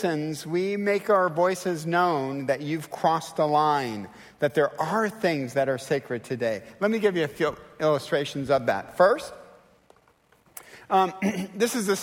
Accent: Detroit, Michigan, United States; I'm from Detroit

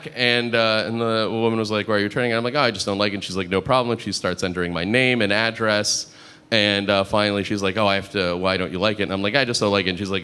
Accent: United States

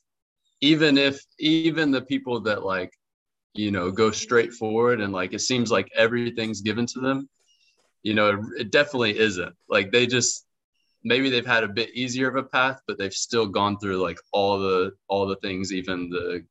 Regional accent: the South, Tennessee, United States; moved away as an adult; now in Cambodia; I'm from the South

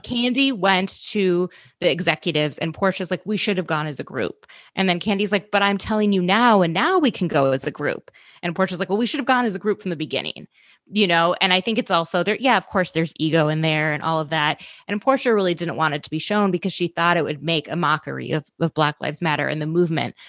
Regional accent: Minnesota, United States; I grew up in Minnesota

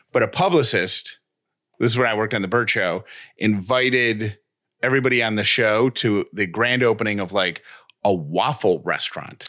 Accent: Syracuse, New York, United States; I grew up in Syracuse.

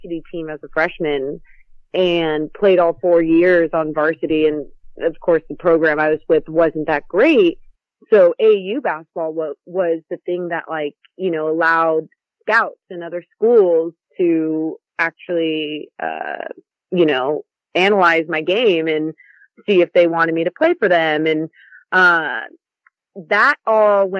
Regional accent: Roseville, California, United States; I grew up in the Burbs, the Roseville area, but, you know, it's close to Sacramento

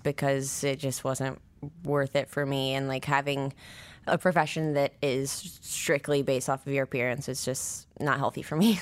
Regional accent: Nine Mile, near Missoula, Montana, United States; I was born in Montana, in Missoula. Well, I grew up, like, an hour outside of Missoula, a place called Nine Mile at first

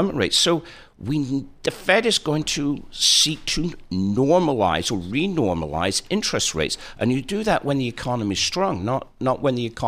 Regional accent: Preston, North West England, United Kingdom; It's my hometown

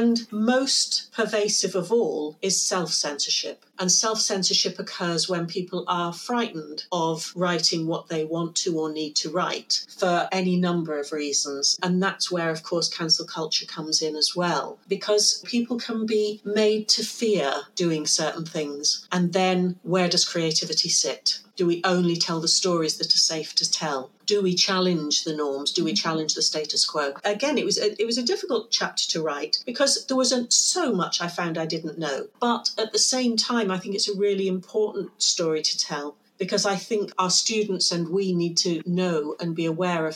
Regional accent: United Kingdom; now in Amsterdam, Netherlands; as a Brit

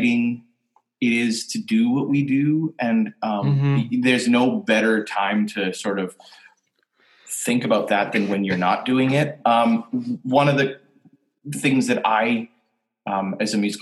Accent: Canada; I'm Canadian

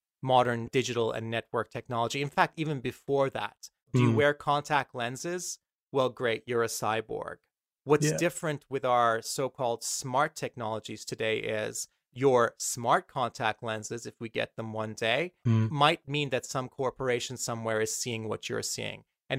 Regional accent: Malaysia; I was a spoiled little 8-year-old, 7-year-old brat growing up in Malaysia.

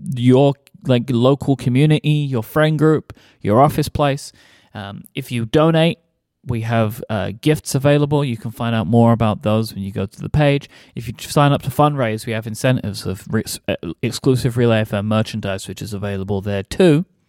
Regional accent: United Kingdom; as a, as a British person

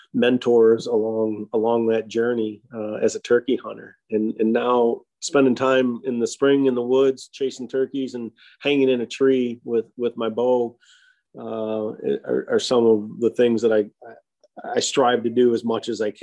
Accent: Michigan, United States; I was born and raised up in Michigan, and I can't remember an opening day of pheasant season or deer season when I wasn't with dad and grandpa.

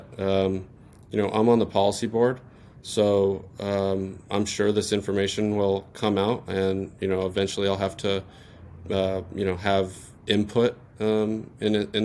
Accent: Southern California, United States; I grew up in Southern California

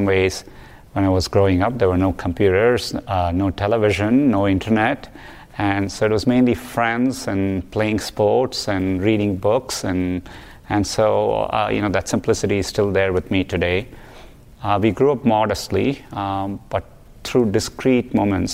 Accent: Chennai, Tamil Nadu, India; moved away as an adult; now in United States; Growing up in Chennai, there was severe water scarcity

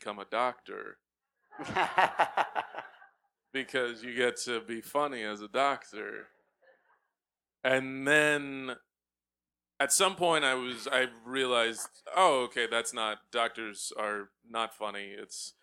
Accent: Texas, United States; also born or lived in New York; now in Brooklyn, United States; I did grow up in Texas. I was born here, but I grew up in Texas. I moved to Texas when I was maybe 5 years old

